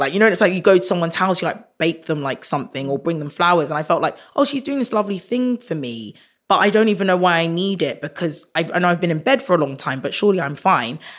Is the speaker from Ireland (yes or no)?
no; Croydon, London, United Kingdom; growing up in Croydon